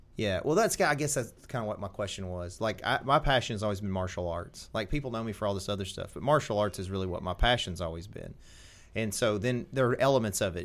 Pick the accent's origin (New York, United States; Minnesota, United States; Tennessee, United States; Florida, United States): Tennessee, United States; I'm from Tennessee, and you're gonna be able to tell.